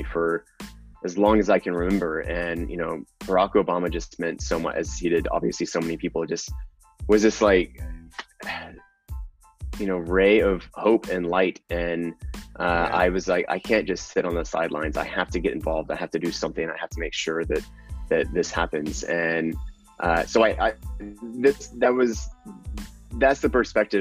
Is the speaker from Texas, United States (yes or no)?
yes; Texas, United States; moved away; also born or lived in New York; I'm also from Texas